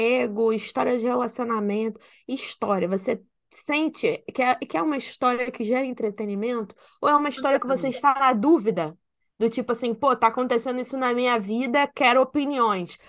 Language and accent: Portuguese; Rio de Janeiro, Brazil; accent: carioca